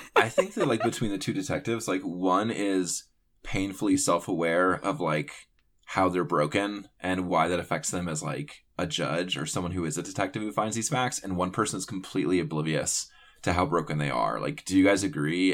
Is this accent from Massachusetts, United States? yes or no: no; North Carolina, United States; I grew up in North Carolina